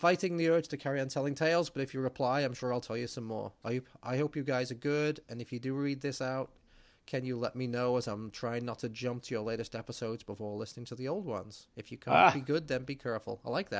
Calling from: Halifax, Yorkshire and the Humber, United Kingdom; I'm writing from Halifax, West Yorkshire in England. It's about an hour east of Manchester.

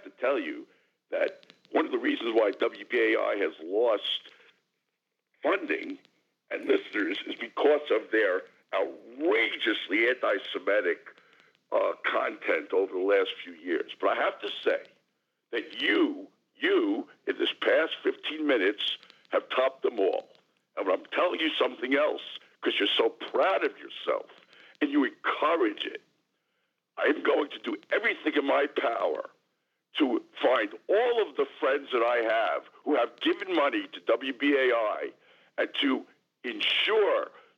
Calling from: Jackson Heights, New York, United States; from Jackson Heights.

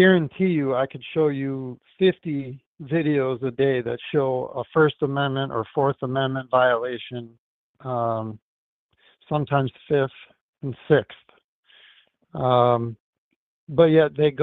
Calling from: Wisconsin, United States; I'm calling from Wisconsin

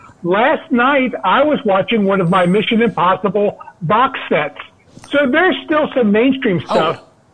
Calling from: Cincinnati, Ohio, United States; from Cincinnati.

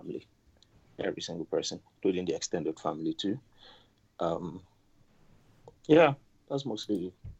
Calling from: Canada; I'm calling from Canada.

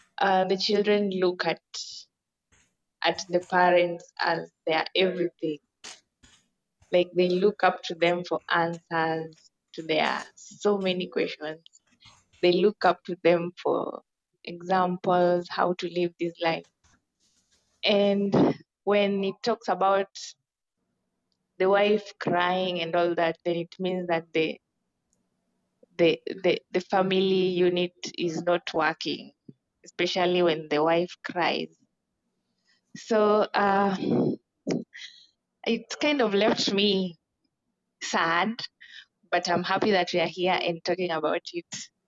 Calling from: Kenya; So today's proverb has just reminded me of how recently over here in Kenya, I'm speaking from Kenya

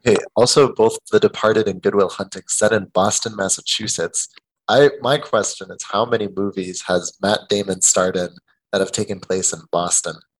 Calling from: Madrid, Community of Madrid, Spain; I am calling in from Madrid, Spain

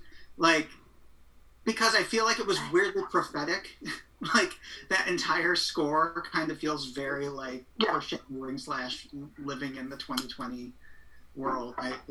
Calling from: Astoria, New York, United States; I'm zooming in from Astoria, New York.

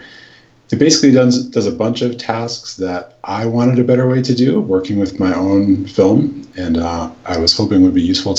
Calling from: West Kennebunk, Maine, United States; I'm calling from West Kennebunk, Maine.

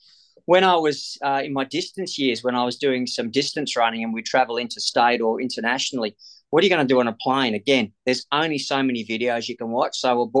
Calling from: Perth, Western Australia, Australia; Phoning from Perth, Western Australia.

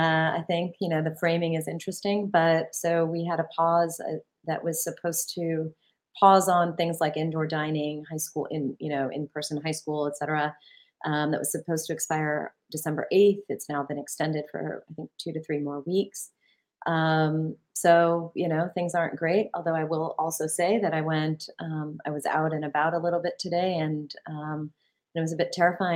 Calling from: Ann Arbor, Michigan, United States; Yeah, so it's I'm calling from Ann Arbor, Michigan, where, like most of the country, we're experiencing a spike in our COVID cases.

